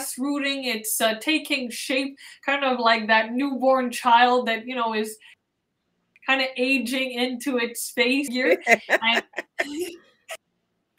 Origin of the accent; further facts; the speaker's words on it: Montreal, Quebec, Canada; I am born and raised in Montreal